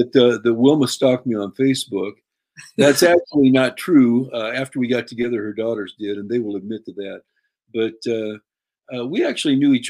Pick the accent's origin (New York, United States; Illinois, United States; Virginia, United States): Illinois, United States; Pekin; My parents started attending the Assembly of God Church in my hometown of Pekin when I was just about 4 months old